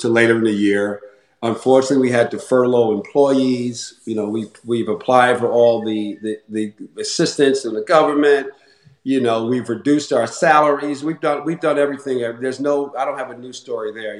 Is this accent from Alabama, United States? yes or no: no; Newark, New Jersey, United States; So I grew up in Newark, New Jersey